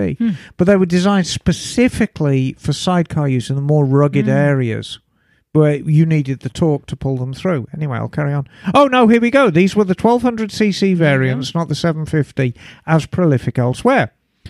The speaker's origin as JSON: {"language": "English", "country": "South Africa", "tie": "born or raised there", "moved": "yes", "lives_now": "Australia", "said": "I grew up in South Africa, but like her, was also born in 1962. Love and own a Triumph and a Harley. And have lived abroad, in my case, Australia, for 3 decades."}